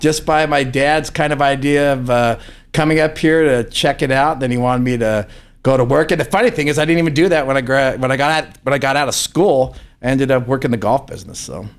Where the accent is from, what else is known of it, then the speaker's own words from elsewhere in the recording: Palo Alto, California, United States; now in Reno, United States; I grew up in Palo Alto, California